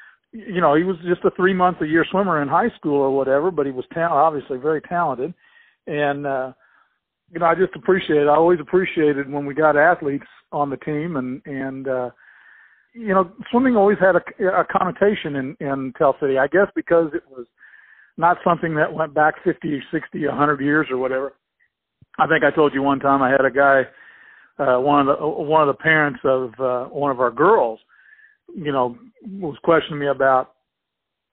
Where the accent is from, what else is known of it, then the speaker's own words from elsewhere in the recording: Columbus, United States; when I was growing up in Columbus